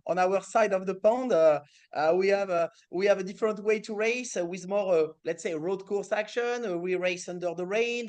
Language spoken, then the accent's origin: English; France; accent: French; English is a second language; my French accent